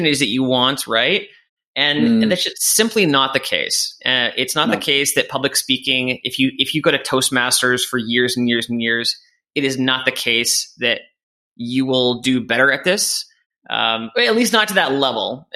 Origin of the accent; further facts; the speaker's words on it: Canada; moved away as an adult; also born or lived in England; I'm Canadian, and I moved over